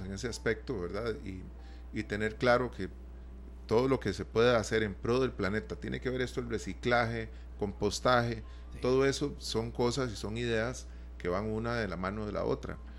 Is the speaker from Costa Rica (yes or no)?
yes; Costa Rica; los costarricenses